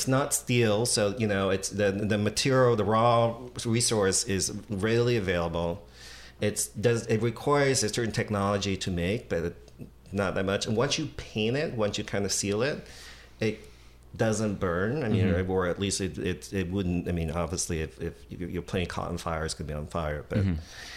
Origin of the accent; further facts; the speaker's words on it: Washington, District of Columbia, United States; moved away as an adult; also born or lived in Montgomery County, Maryland / San Francisco; now in New York, United States; I grew up in Washington, D.C.